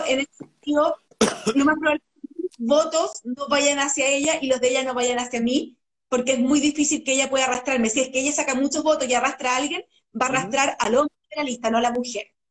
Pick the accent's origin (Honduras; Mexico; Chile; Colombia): Chile; Santiago, Santiago Metropolitan Region; also born or lived in Paraguay / Ñuñoa; Yo, desde que llegué a Chile, porque yo nací en Paraguay, yo llegué a Chile a los cinco años, mis papás son chilenos, chileno. Eh, he vivido mi vida prácticamente de niña en Providencia